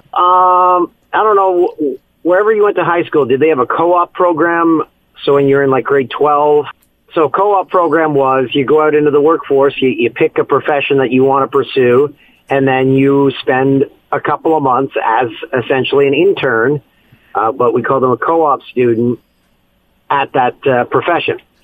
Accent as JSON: {"language": "English", "town": "Peterborough", "region": "Ontario", "country": "Canada", "tie": "born or raised there", "also_born_or_lived": "Ottawa / Vancouver", "moved": "as an adult", "said": "my hometown of Peterborough, Ontario"}